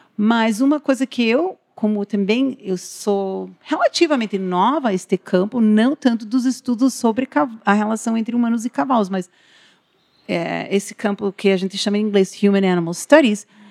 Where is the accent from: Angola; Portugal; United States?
United States; Portuguese is a second language; now in Paraná, Brazil; eu sou estrangeira, eu sou nascida nos Estados Unidos, né? O sotaque se deve a isso também